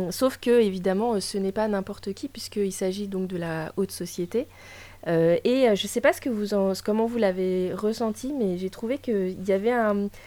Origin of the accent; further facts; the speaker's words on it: Russia; Euh, je suis russe.